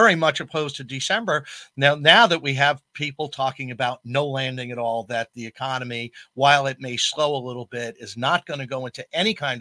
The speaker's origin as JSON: {"language": "English", "area": "Long Island", "region": "New York", "country": "United States", "tie": "born or raised there", "also_born_or_lived": "Ithaca, New York", "moved": "yes", "lives_now": "Syracuse, United States", "said": "I grew up on Long Island"}